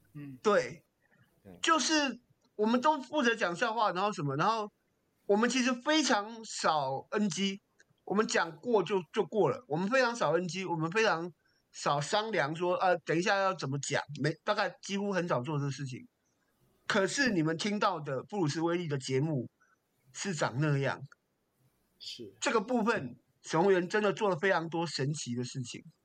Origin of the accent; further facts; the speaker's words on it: Taipei, Taiwan; 我台北人